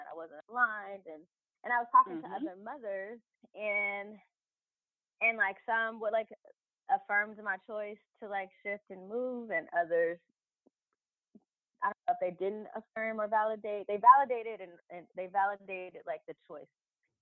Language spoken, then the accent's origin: English; Los Angeles, California, United States; I grew up in South Central LA. My mom, my family is from Compton